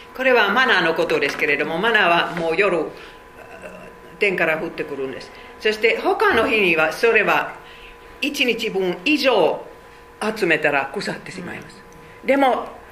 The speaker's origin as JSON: {"language": "Japanese", "country": "Finland", "tie": "born or raised there", "second_language": "Japanese", "moved": "as an adult", "lives_now": "Japan", "said": "500万人しか話せないフィンランドにどうして私は生まれましたか"}